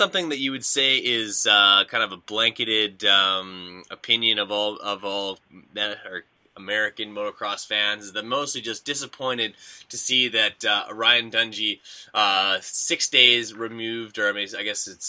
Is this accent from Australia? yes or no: no; Canada; I'm Canadian